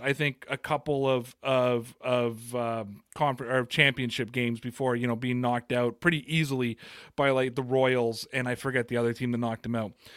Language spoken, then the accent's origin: English; Toronto, Ontario, Canada; I'm from Toronto